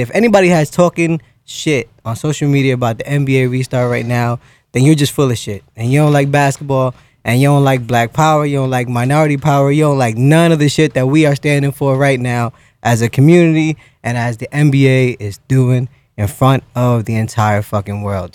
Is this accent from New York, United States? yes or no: yes; New York, United States; I grew up in New York